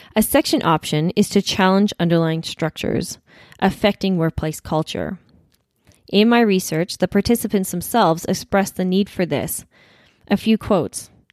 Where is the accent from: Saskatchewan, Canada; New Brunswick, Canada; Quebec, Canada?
Saskatchewan, Canada; when we were growing up in Saskatchewan